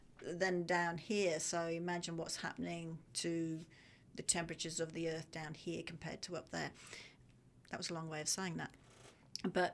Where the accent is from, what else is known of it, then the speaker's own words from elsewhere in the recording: Australia; I am Australian.